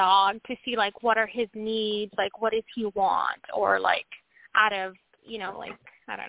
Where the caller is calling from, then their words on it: Washington, United States; From Washington State.